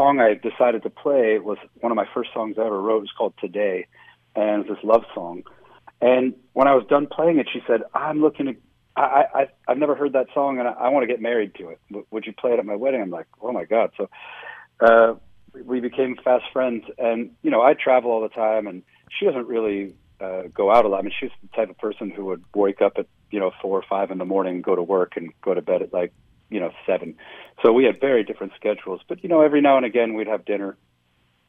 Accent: Cleveland, Ohio, United States; moved away; also born or lived in New York City / Chicago; when I was growing up in Cleveland

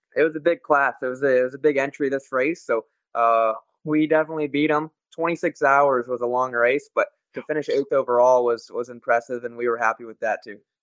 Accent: Las Vegas, Nevada, United States; in my hometown

